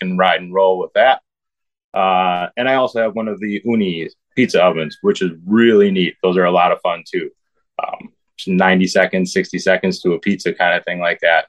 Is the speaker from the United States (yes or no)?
yes; Wisconsin, United States; growing up in Wisconsin, you know, it's a brewer's tailgate.